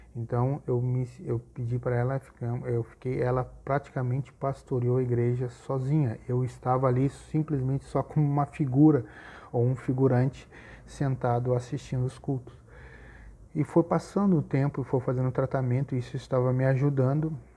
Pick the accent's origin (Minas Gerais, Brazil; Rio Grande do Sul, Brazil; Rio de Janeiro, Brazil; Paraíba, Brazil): Rio Grande do Sul, Brazil; Gaúcho; como nós gaúchos dizemos aqui